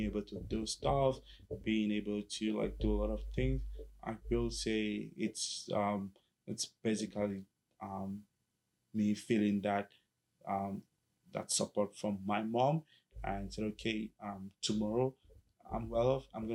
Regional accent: Cameroon; now in Kingston, Canada; So I grew up in the French part, because my dad, my parents are both teachers

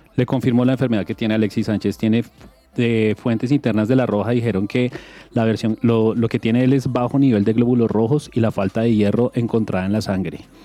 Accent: Colombia; nosotros como colombianos

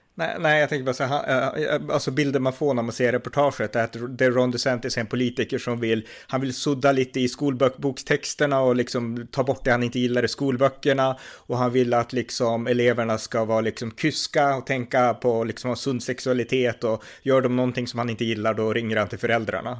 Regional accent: Sweden; also born or lived in India; jag är liksom född i Indien, när jag växte upp på 80-talet i Sverige och 90-talet

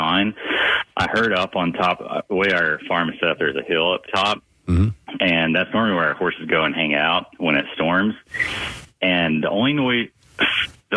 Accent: Texas, United States; moved away; I'm from Texas originally, so like I grew up with being around tornado sirens stuff my whole life

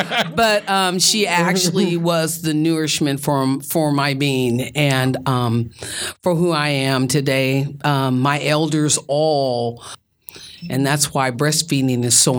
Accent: Sacramento, California, United States; also born or lived in Kansas; I was born in the Midwest in Kansas. Okay. And I come here. I came here when I was like 9 years old, Sacramento, California. Mm. Been here for decades. I'm 60 now.

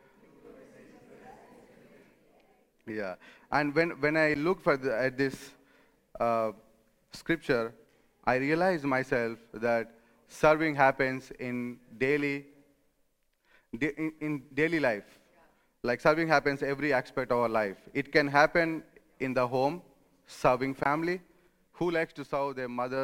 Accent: India; moved away as an adult; now in Rome, Italy; I come from India

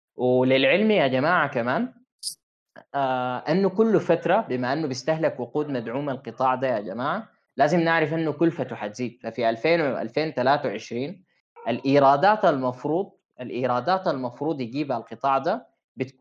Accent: Sudan; عندنا في السودان

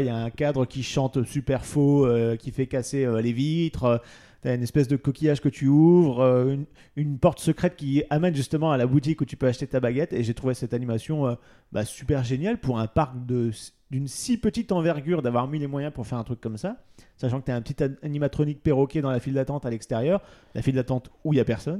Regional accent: France

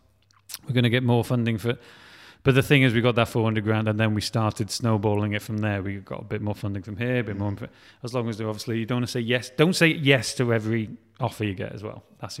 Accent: Wales, United Kingdom; we're talking with, like, Film Wales and I'm Welsh, and they're kind of like, no, you need to talk about you more because you're Welsh.

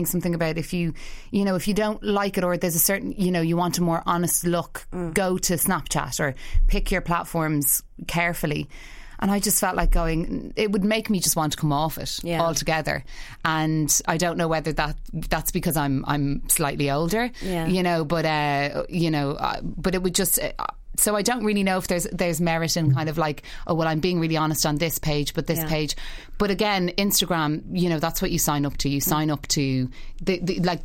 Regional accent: Ireland; There is a thing about Ireland, we are a community

